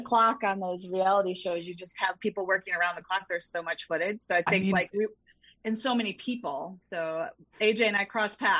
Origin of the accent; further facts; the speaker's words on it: Michigan, United States; I grew up in Michigan